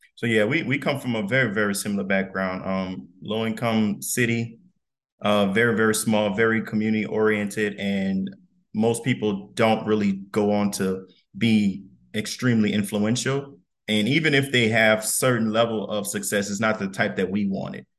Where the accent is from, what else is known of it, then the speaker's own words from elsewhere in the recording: Donaldsonville, Louisiana, United States; we, we both from Louisiana, South Louisiana. I'm from Donaldsonville